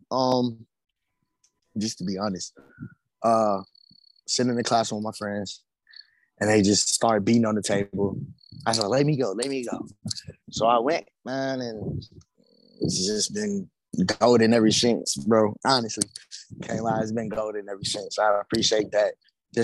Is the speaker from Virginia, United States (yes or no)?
no; Birmingham, Alabama, United States; also born or lived in Talladega, Alabama; I'm from Birmingham, Alabama, born and raised